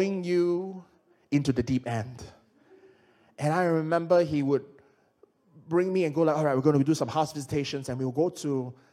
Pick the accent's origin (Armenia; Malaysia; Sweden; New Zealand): Malaysia; now in United Kingdom; I'm from Malaysia